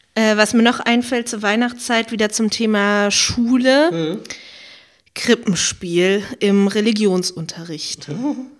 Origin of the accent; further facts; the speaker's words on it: Berlin, Germany; Weil meine Musikschule war ja eine relativ große von Pankow, Berlin-Pankow